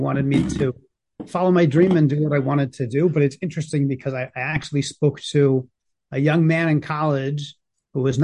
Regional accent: New Jersey, United States; I grew up in New Jersey, going to Jewish day schools

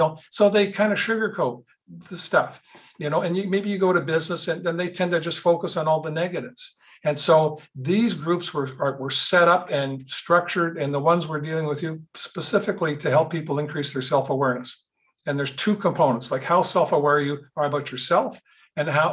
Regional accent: Winnipeg, Manitoba, Canada; I grew up in Winnipeg

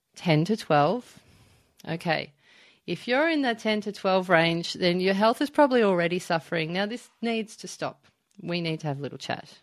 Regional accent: Melbourne, Victoria, Australia; now in Byron Bay, Australia; I live up in Byron Bay. I'm originally from Melbourne.

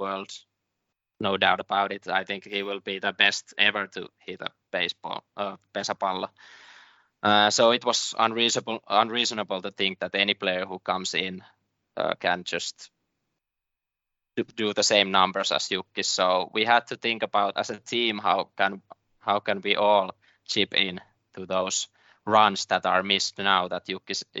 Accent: Seinäjoki, South Ostrobothnia, Finland; I had a great childhood here

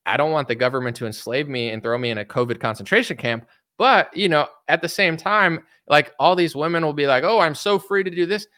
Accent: United States; I'm American

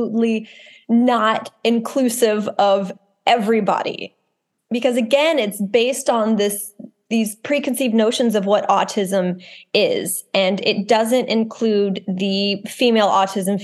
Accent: Texas, United States; I'm from Texas, I'm from the South

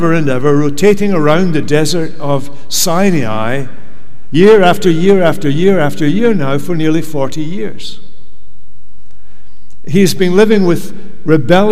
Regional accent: Scotland, United Kingdom; moved away as an adult; now in United States; we come from Scotland

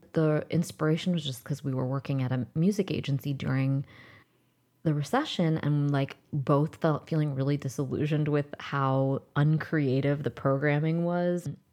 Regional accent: United States; I was born in the United States

